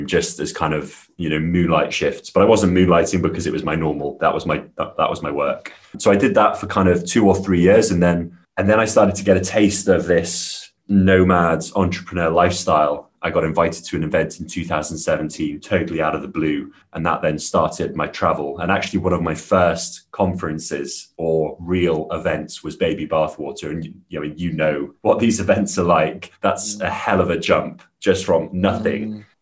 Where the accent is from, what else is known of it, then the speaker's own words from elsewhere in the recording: Wales, United Kingdom; I grew up in Wales in the UK